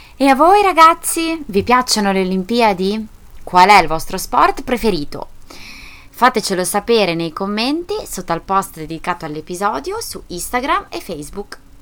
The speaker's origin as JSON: {"language": "Italian", "country": "Italy"}